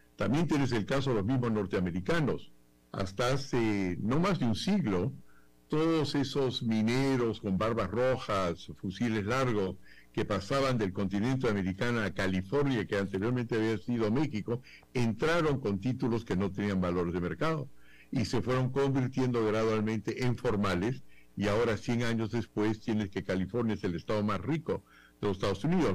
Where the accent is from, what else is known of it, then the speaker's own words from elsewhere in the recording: Peru; aquí en el Perú